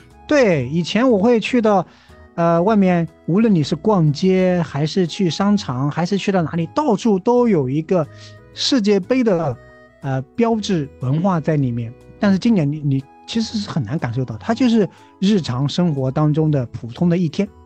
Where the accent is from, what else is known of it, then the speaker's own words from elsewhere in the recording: China; 因为我们是中国人嘛